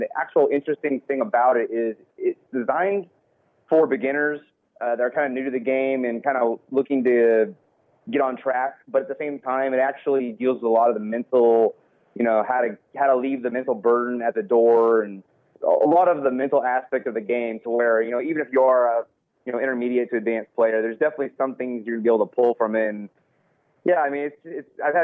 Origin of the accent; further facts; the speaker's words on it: Texas, United States; I'm from Texas